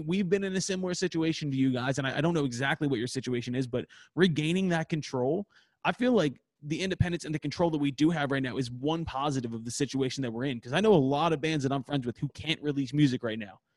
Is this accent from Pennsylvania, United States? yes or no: yes; Philadelphia, Pennsylvania, United States; we're from Philadelphia